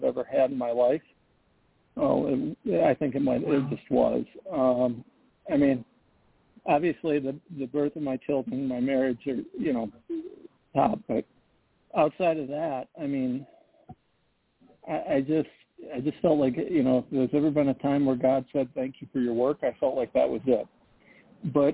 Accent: Midwest, United States; I'm a Midwesterner and grew up in a rural area

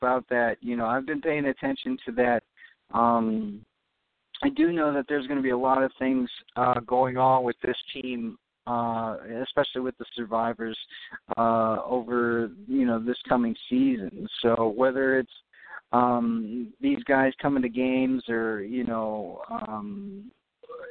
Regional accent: Pennsylvania, United States; 20 minutes down the road from my hometown in Pennsylvania

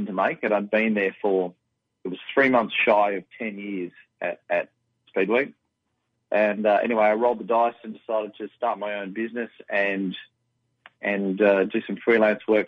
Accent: Perth, Western Australia, Australia; Born and raised in Perth, and grew up with drag racing

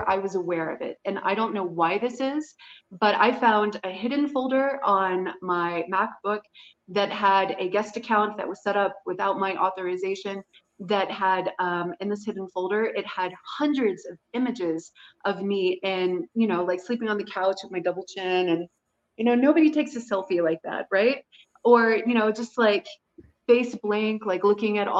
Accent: United States; I was American

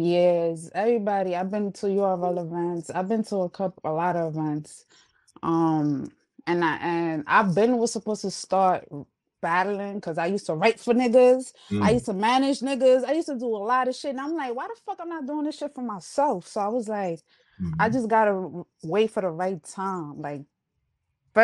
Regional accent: New York City, New York, United States; accent: New York; also born or lived in Uptown Manhattan; My parents are Honduran, but I was born and raised in the Bronx

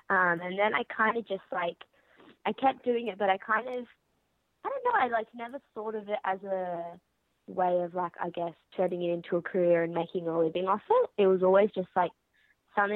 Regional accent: Sydney, New South Wales, Australia; I'm from Sydney in Australia. Grew up there.

